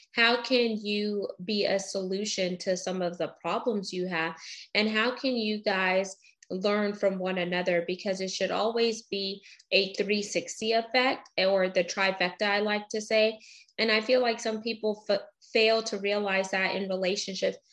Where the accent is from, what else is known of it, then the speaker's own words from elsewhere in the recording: Houston, Texas, United States; also born or lived in Baytown; I grew up in Baytown for a little bit until we moved to Houston